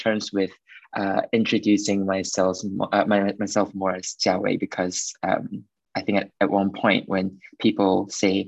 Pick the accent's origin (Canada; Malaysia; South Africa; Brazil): Malaysia; moved away as an adult; now in London, United Kingdom; I'm from Malaysia and born and bred there, and I've been there up till the end of high school.